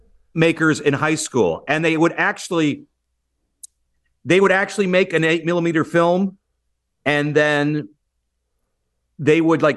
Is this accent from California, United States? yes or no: no; Michigan, United States; born there; I'm right outside of Detroit. I was born right outside of Detroit.